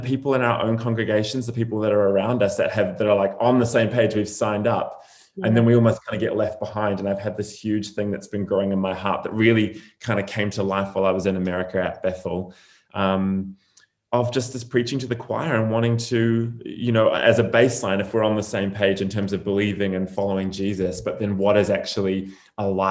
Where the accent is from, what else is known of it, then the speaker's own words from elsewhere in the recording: New Zealand; moved away as an adult; also born or lived in Redding, California; I was born and raised in New Zealand